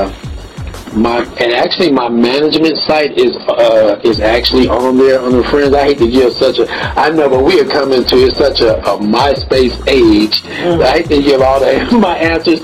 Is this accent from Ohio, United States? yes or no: no; Oklahoma City, Oklahoma, United States; moved away; also born or lived in Dallas-Fort Worth, Texas; all my people back in Texas and Oklahoma City, which is my hometown